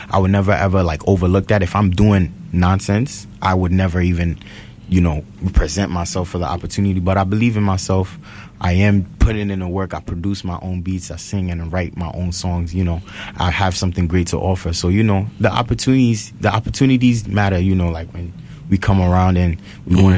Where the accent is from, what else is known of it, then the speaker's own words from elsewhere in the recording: New York City, New York, United States; also born or lived in Mott Haven, Bronx; Bronx, Soundview. I'm from Soundview, but I currently reside in Mount Haven right now